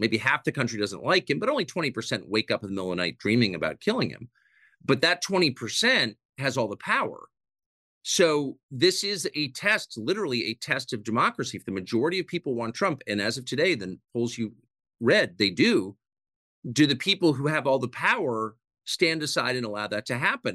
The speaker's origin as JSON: {"language": "English", "country": "United States", "tie": "born or raised there", "said": "the country that I grew up"}